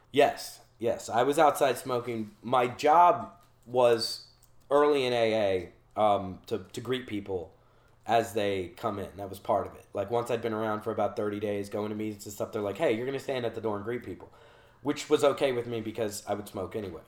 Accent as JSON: {"language": "English", "town": "Charleston", "region": "South Carolina", "country": "United States", "said": "he and I were at the time I think the only people oddly from Charleston in the Hilton Head rehab."}